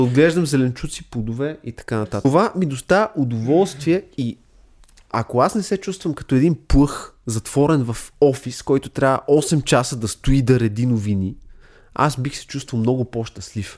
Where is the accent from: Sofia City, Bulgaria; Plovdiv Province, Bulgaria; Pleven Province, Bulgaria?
Sofia City, Bulgaria; Sofia; Аз самия съм израснал в София